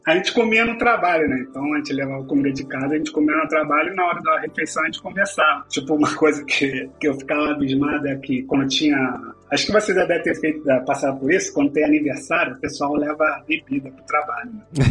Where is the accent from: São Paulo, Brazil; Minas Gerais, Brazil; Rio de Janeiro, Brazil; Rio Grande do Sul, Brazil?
Rio de Janeiro, Brazil; moved away as an adult; also born or lived in Russia; now in Madrid, Spain; eu sou do Rio de Janeiro, eu me formei em engenharia de telecomunicações